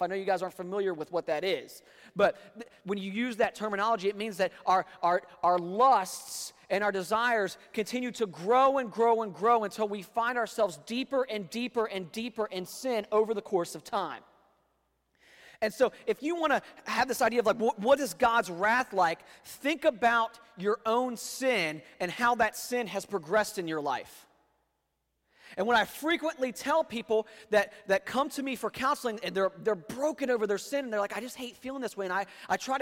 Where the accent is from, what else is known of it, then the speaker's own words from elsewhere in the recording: Northern Virginia, United States; now in North Carolina, United States; where I grew up in Northern Virginia.